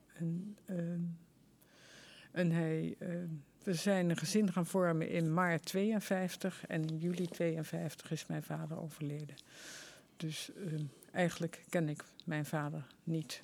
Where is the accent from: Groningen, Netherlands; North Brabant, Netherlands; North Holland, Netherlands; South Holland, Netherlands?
North Brabant, Netherlands; Vught; ik was geboren in Vught